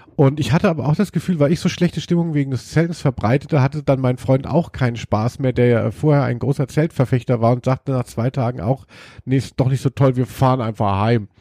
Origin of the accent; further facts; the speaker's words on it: Hesse, Germany; eigentlich komme ich ja aus Hessen und, ähm, aus dem Bereich Musik